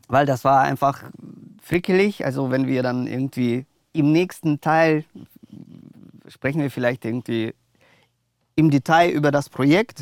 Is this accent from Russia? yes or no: yes; Moscow, Russia; now in Germany; also ich bin in Russland geboren, ja. also in Moskau aufgewachsen. Dann sind wir, sind wir mit der Familie äh, nach Deutschland gekommen